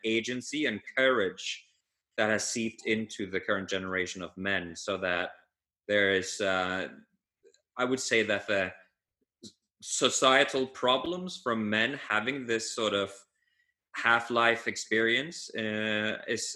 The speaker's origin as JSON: {"language": "English", "country": "Norway", "said": "I'm from Norway, and this part of the world, Scandinavia, the Nordics, or even Northern"}